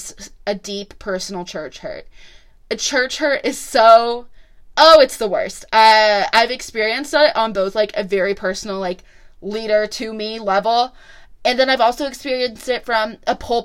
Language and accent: English; Illinois, United States; now in Franklin, United States; Growing up in Illinois, if you didn't go to church, you just didn't go to church